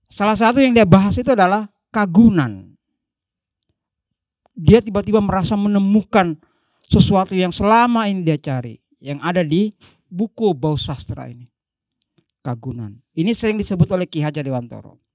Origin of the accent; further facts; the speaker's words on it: Donggala, Central Sulawesi, Indonesia; Saya bukan orang Jawa, saya dari Donggala, maka saya harus melihat kamus